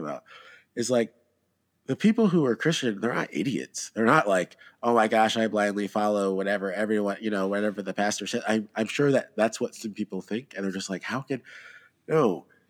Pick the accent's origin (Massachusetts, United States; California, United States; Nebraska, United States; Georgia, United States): Georgia, United States; I'm from Georgia